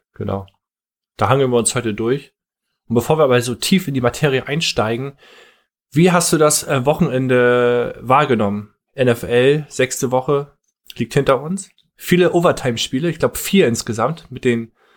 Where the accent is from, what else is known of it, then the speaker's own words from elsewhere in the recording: Northern Germany, Germany; Als Norddeutscher